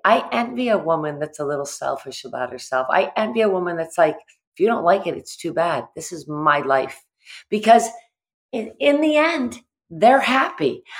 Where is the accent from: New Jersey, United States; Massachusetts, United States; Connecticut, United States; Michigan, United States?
Massachusetts, United States; the Berkshires; I grew up in the Berkshires